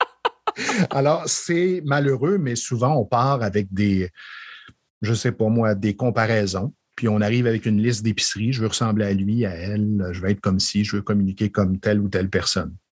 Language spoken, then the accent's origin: French; Estrie, Quebec, Canada; moved away as an adult; also born or lived in Montreal; je suis originaire de l'Estrie